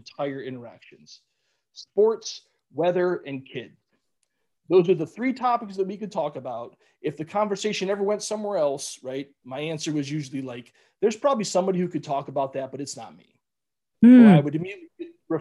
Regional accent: Cleveland, Ohio, United States; moved away; growing up in Cleveland

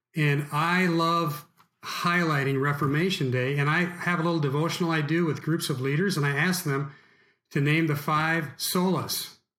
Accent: United States; we as American Christians

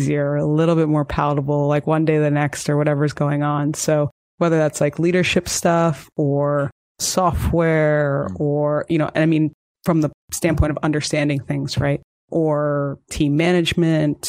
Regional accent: Canada; also born or lived in United States; I'm actually Canadian.

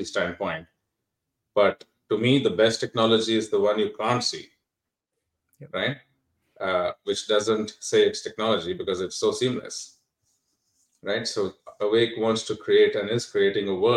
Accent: Bangalore, Karnataka, India; moved away as an adult; also born or lived in Chicago / Silicon Valley; I grew up in Bangalore, right, in India

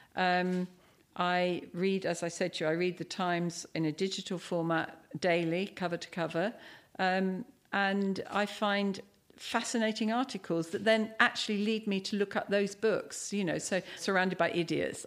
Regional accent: Cambridge, East of England, United Kingdom; moved away as an adult; now in Dubai, United Arab Emirates; I'm from Cambridge

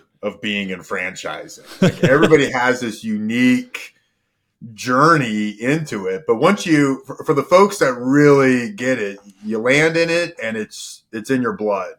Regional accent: Virginia, United States; moved away as an adult; also born or lived in Colorado; I'm from Virginia

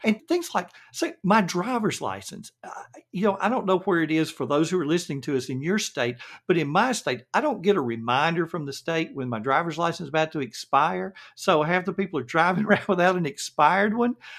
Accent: the South, United States; accent: Southern; understand my Southern accent

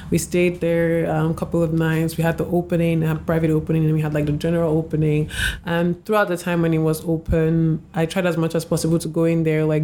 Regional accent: Nigeria; as a Nigerian, it made me feel like you know, there's a big story, a little a shift has happened, and I'm I'm part of it.

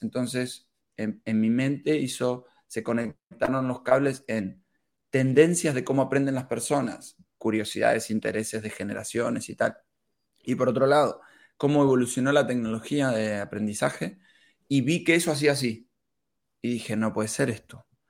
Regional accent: Argentina; moved away as an adult; now in Barcelona, Spain; soy argentino. Eh, he venido aquí a España hace ya unos cuatro años

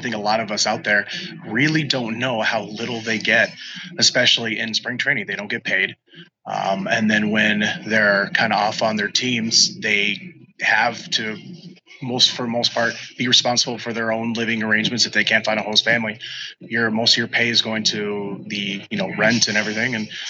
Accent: Minnesota, United States; I'm a Twins fan. I'm from Minnesota. Granted, I'm a military brat, so Minnesota's kind of where I ended. But that's where my family was originally from.

